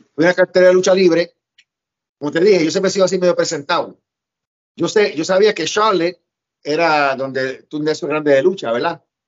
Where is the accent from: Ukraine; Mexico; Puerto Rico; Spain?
Puerto Rico; moved away as an adult; also born or lived in New York City, United States; yo me crié en Puerto Rico, pero viví con mi mamá cuatro años en Nueva York, después me fui a Puerto Rico con mis abuelos otra vez